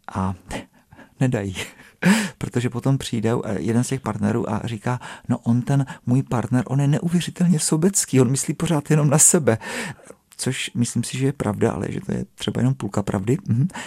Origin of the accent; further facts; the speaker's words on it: South Moravian Region, Czechia; now in Prague, Czech Republic; já jsem z Moravy, ne, tak já jsem z té Jižní Moravy